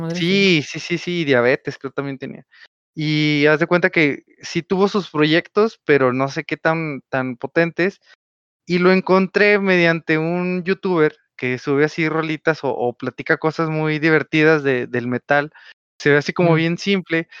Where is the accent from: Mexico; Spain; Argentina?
Mexico; first language Spanish